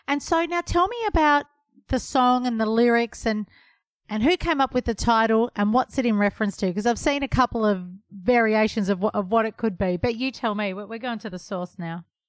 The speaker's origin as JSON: {"language": "English", "town": "Melbourne", "region": "Victoria", "country": "Australia", "tie": "born or raised there", "said": "my hometown"}